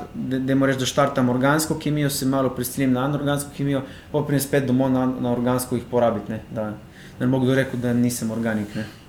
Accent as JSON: {"language": "Slovenian", "country": "Slovenia", "tie": "born or raised there", "said": "jaz sem iz Izraela doma, to je v bistvu morski kraj, živim 5 metrov od morja"}